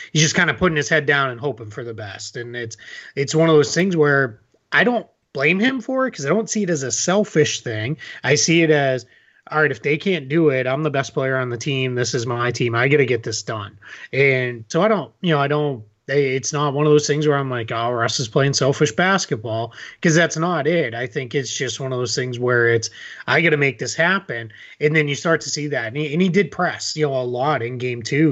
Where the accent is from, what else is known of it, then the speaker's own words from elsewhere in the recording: Boston, Massachusetts, United States; I'm originally from Boston